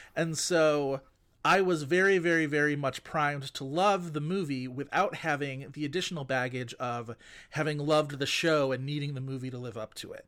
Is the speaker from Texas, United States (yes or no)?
no; Buffalo, New York, United States; I grew up in Buffalo